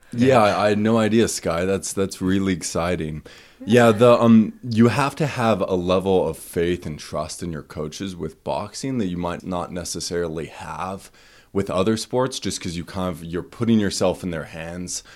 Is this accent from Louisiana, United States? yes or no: no; East Idaho, United States; now in Boise, United States; I, um, grew up in East Idaho